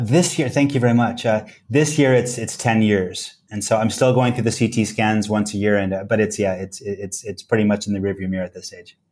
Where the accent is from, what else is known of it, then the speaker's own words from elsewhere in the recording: West Coast, United States; moved away; I come from the West Coast